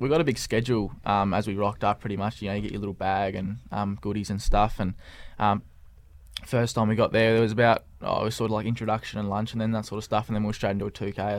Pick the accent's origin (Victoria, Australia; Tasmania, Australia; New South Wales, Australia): Tasmania, Australia; Clarence; growing up around the Clarence Footy Club